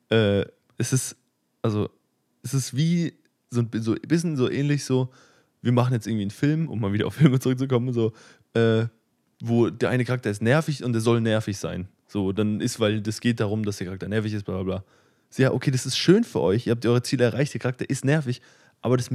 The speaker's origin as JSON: {"language": "German", "town": "Leipzig", "region": "Saxony", "country": "Germany", "said": "Ich komme aus Leipzig, by the way."}